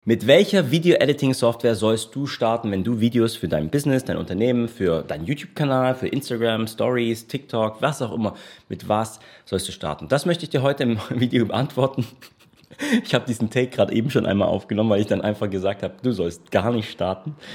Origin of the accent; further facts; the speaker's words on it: Germany; now in Portugal; bei uns in Deutschland